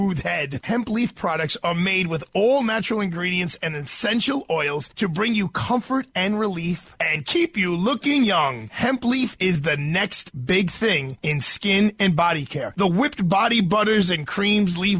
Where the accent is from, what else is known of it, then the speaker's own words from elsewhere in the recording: New York City, New York, United States; We are in Manhattan, but I'm from Brooklyn